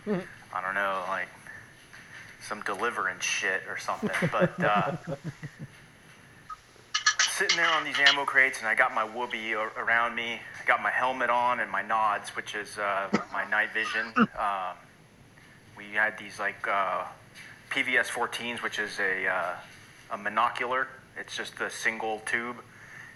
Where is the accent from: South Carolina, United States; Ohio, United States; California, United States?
California, United States; Los Angeles; moved away as an adult; I'm from Los Angeles originally. I grew up in a suburb of Los Angeles County, beach kid.